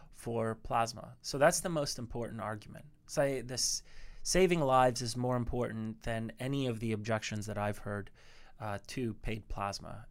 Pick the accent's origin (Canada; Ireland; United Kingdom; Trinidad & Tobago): Canada; I'm Canadian